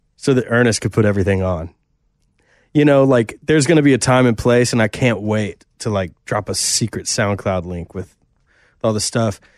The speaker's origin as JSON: {"language": "English", "town": "Nashville", "region": "Tennessee", "country": "United States", "tie": "born or raised there", "said": "we're both Nashville kids, born and raised in Tennessee"}